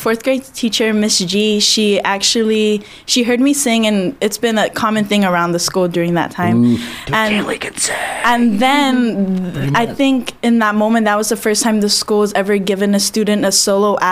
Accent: Agat, Guam; I started growing up in Agat

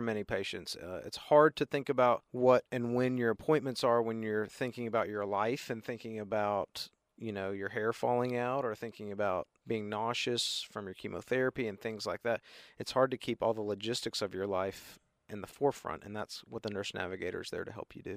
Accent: Chattanooga, Tennessee, United States; moved away as an adult; also born or lived in Boston, Massachusetts / Memphis, Tennessee / Baltimore, Maryland; I'm from Chattanooga originally

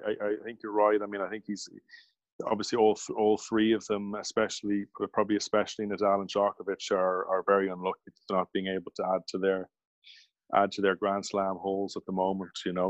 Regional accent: Limerick, Munster, Ireland; And when I was growing up in Limerick Lawn, we had 12 courts.

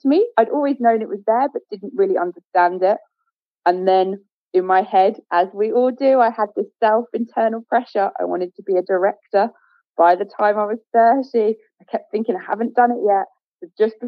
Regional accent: Essex, East of England, United Kingdom; we're both from Essex

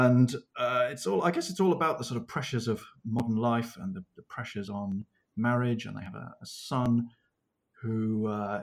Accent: Leicester, East Midlands, United Kingdom; now in South of England, United Kingdom; I was born in Leicester, which is right in the middle of England, and has the dubious benefit that where I live now in the south, I'm considered a northerner

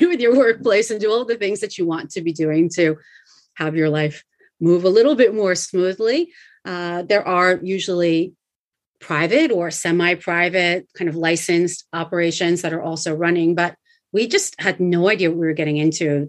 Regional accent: United States; moved away as an adult; also born or lived in Gunma, Japan / Tokyo, Japan; now in Japan; I am American, but I've been here in Japan

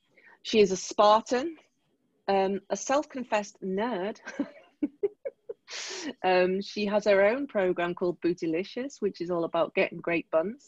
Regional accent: Liverpool, North West England, United Kingdom; accent: vaguely Liverpoolian; now in Tokyo, Japan; I'll speak as I speak with my vaguely Liverpoolian accent.

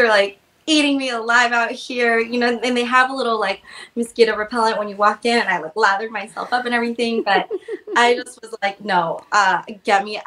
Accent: Oregon, United States; I'm from Oregon

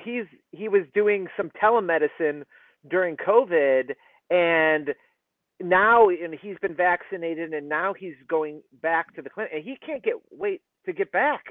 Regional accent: Michigan, United States; moved away as an adult; now in Philadelphia, United States; I grew up in Michigan

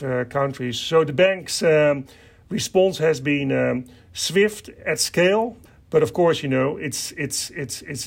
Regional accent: Netherlands; I kind of myself, you know, grew up on a farm in the Netherlands

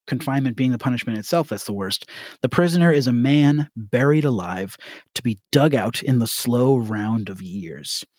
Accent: Ireland

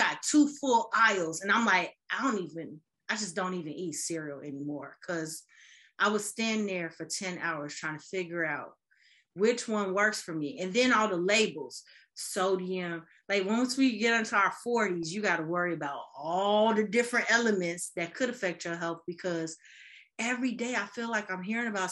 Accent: Chicago, Illinois, United States; moved away as an adult; also born or lived in Boston

